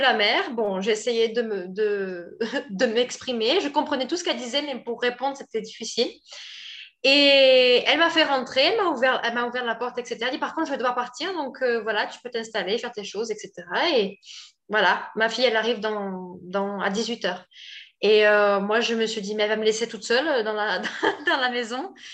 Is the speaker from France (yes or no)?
yes; France; moved away as an adult; now in Brazil; je suis française